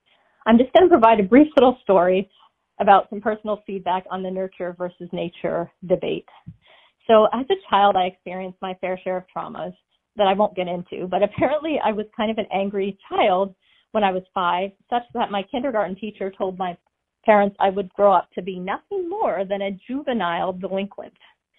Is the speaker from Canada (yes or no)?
yes; Nova Scotia, Canada; now in United States; calling from Southern Maine, but originally from Nova Scotia. And yes … I am from Canada.